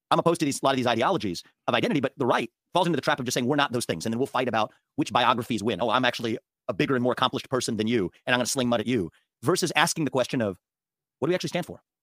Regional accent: Cincinnati, Ohio, United States; I was born in Cincinnati, Ohio

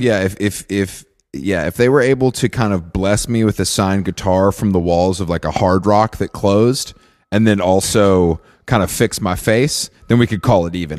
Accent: Atlanta, Georgia, United States; where I grew up outside of Atlanta

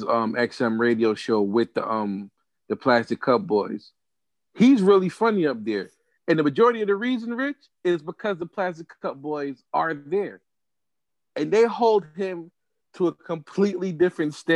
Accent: Jamaica; as a Jamaican

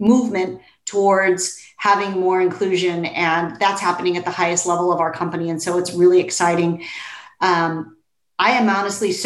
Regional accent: Los Angeles, California, United States; to be back in my hometown and to be in Los Angeles

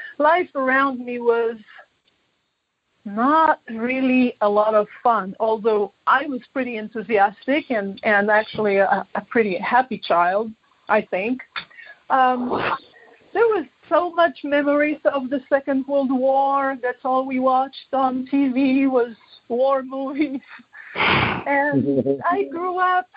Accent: Poland; So I was born in Poland.

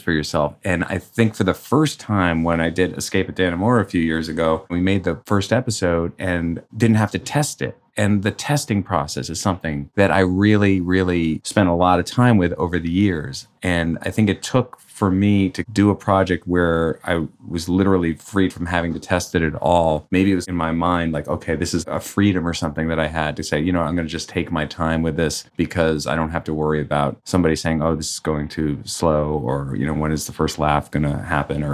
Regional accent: New York City, New York, United States; I grew up on the Upper West Side near the Natural History Museum.

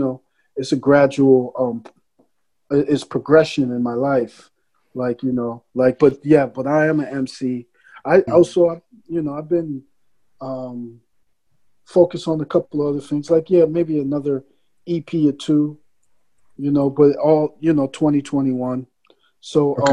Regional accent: New York City, New York, United States; I was born in the Bronx in the 70s

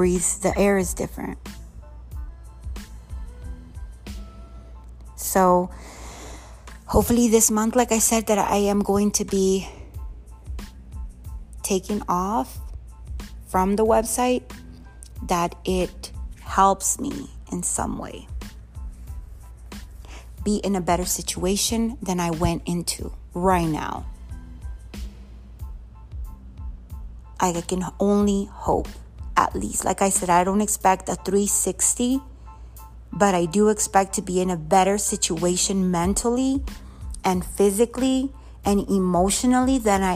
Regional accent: Mexico; moved away; I want to go to my hometown.

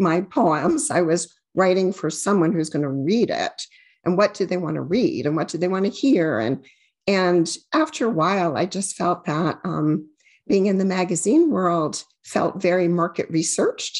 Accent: Amherst, Massachusetts, United States; I grew up in Amherst, Massachusetts, and it was, you know, a university town

